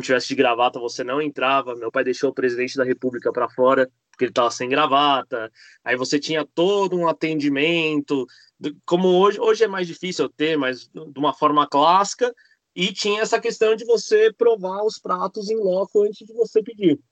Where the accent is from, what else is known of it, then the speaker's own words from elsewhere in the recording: Argentina; now in Brazil; sou argentino, não nasci no Brasil. Vim para cá uh, porque meu pai veio abrir o um restaurante